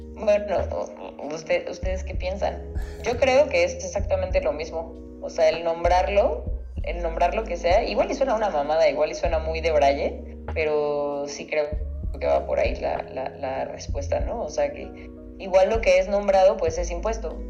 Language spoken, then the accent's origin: Spanish; Mexico; nosotros como mexicanos